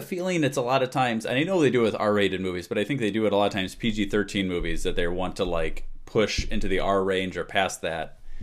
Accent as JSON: {"language": "English", "town": "Chicago", "region": "Illinois", "country": "United States", "said": "I'm from Chicago area"}